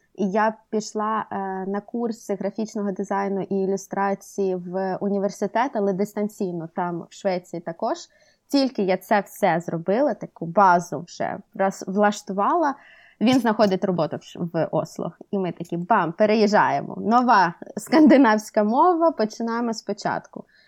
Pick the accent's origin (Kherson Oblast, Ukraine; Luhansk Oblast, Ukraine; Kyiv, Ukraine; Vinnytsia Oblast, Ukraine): Kherson Oblast, Ukraine; Kherson; moved away as an adult; also born or lived in Sweden; now in Oslo, Norway; Я жила в, ем, в Україні, жила вчилася в Херсоні